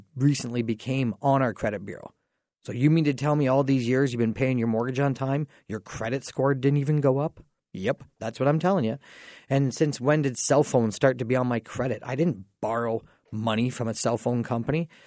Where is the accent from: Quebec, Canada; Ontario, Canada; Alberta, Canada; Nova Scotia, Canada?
Ontario, Canada; Dorchester; I grew up in Dorchester